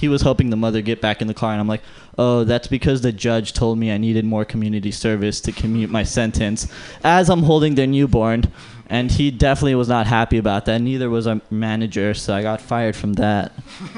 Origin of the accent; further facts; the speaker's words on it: San Jose, California, United States; born and raised in the Bay Area